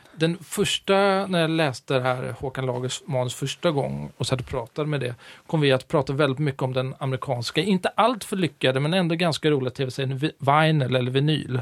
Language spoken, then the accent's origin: Swedish; Stockholm, Stockholm County, Sweden; moved away as an adult; now in Gothenburg, Sweden; Jag är från Stockholm, mm. men eh, jag tillhör Göteborgs minsta minoritet. Eh, stockholmare som frivilligt bor i Göteborg